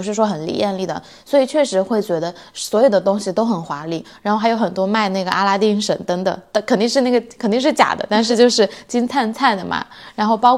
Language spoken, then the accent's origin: Chinese; China; now in Sweden; 我们从中国来。” 但是我们住在瑞典